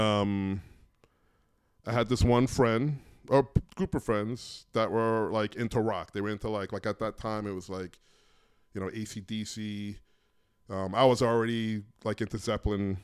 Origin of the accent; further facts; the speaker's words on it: New York City, New York, United States; I grew up in New York in the eighties